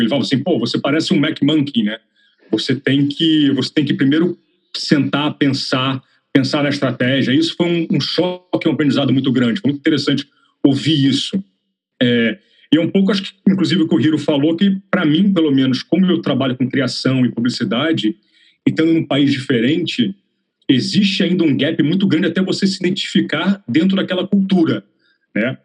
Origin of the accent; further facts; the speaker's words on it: Rio de Janeiro, Brazil; moved away as an adult; also born or lived in São Paulo; now in London, United Kingdom; eu sou carioca